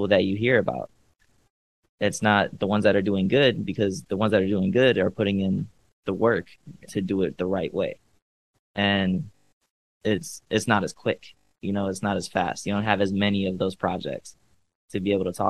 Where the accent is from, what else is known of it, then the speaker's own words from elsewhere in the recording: Cleveland, Ohio, United States; also born or lived in Los Angeles; now in Miami, United States; I'm from Cleveland